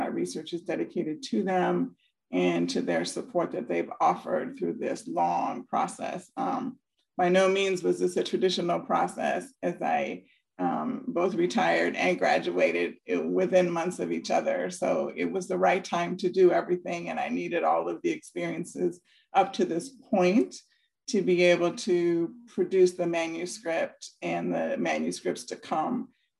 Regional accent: Fremont, California, United States; But I'm from California. I'm from the Bay Area, from Fremont, California, and this is where this picture was taken.

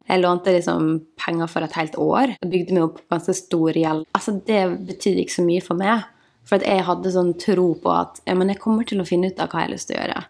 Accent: Møre og Romsdal, Norway; also born or lived in Ålesund; now in Oslo, Norway; Jeg kommer fra Ålesund. Vokste opp i en sånn liten bygd som heter Emlem

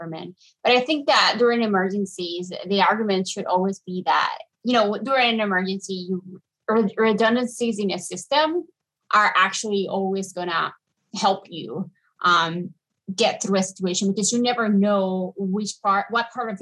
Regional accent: Puerto Rico; I am from Puerto Rico

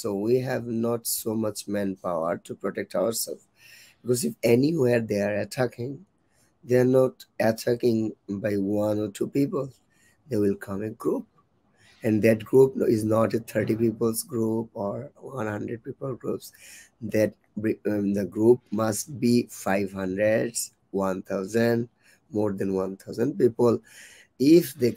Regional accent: Sylhet, Sylhet Division, Bangladesh; I am from Bangladesh, Sylhet

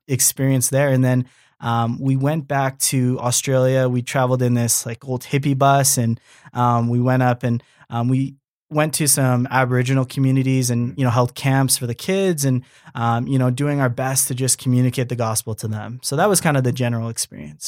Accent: Canada; born and raised in Canada, but being Japanese

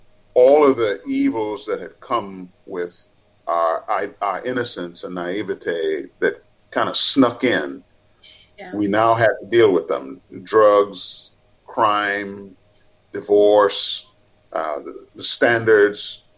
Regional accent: Montreal, Quebec, Canada; also born or lived in Trinidad; I was born in Trinidad, but in 1965, I landed in Montreal, Canada. That's where I grew up.

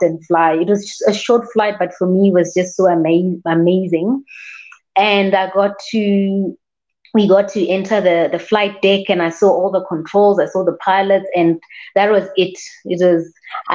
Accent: South Africa; I am a South African airline pilot

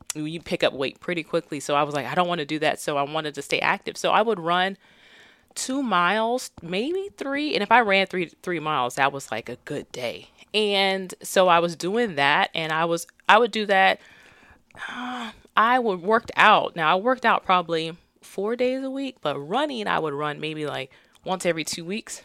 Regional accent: Stockton, California, United States; born or raised there; moved away

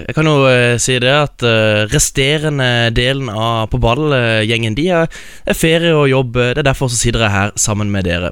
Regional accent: Kristiansand, Agder, Norway; er jeg jo fra, fra Sørlandet, fra Kristiansand

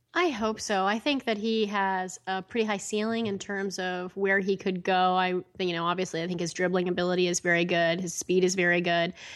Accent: Bay Area, California, United States; moved away as an adult; also born or lived in Los Angeles, United States / New York, United States; I was born and raised in the Bay Area

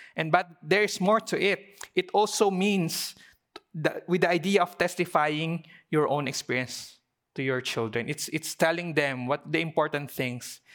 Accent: Philippines; as a Filipino Chinese community

